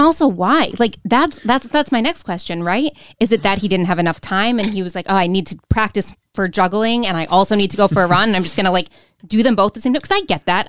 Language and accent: English; Rochester, New York, United States; accent: Rochester; my Rochester accent